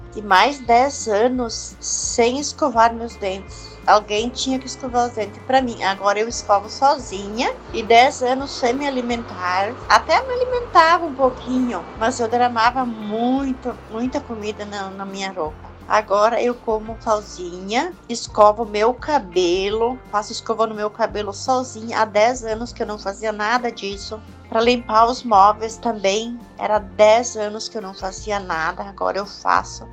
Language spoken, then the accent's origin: Portuguese; Marau, Rio Grande do Sul, Brazil; Sou de Marau, Rio Grande do Sul